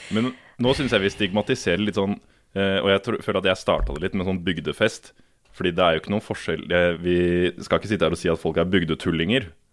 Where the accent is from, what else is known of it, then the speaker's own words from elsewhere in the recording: Elverum, Innlandet, Norway; moved away; Jeg er fra Elverum